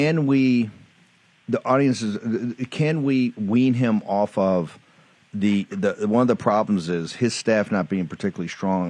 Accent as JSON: {"language": "English", "town": "Richmond", "region": "Virginia", "country": "United States", "said": "being a Southerner from Richmond, from Virginia"}